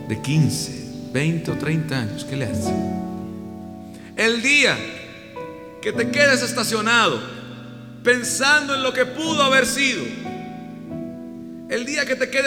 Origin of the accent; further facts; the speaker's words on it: Costa Rica; moved away; en mi país, en Costa Rica.